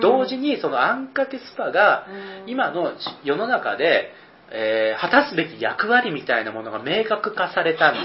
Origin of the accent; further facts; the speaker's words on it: Kyushu, Kagoshima, Japan; moved away as an adult; also born or lived in Osaka / Nagoya; 僕はあの、九州、鹿児島の出身で